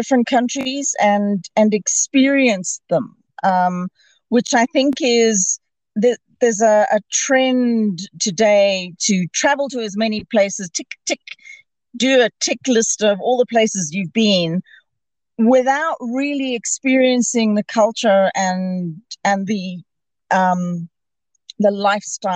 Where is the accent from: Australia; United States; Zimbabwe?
Zimbabwe; Bulawayo; moved away as an adult; also born or lived in South Africa / United Kingdom / Portugal / Luxembourg; I was born and raised in Zimbabwe, in a city called Bulawayo.